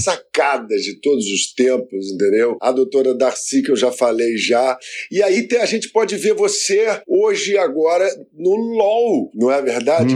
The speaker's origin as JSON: {"language": "Portuguese", "town": "Mogi das Cruzes", "region": "São Paulo", "country": "Brazil", "tie": "born or raised there", "said": "Eu sou lá de, de Mogi das Cruzes, né? E passei a minha infância ali"}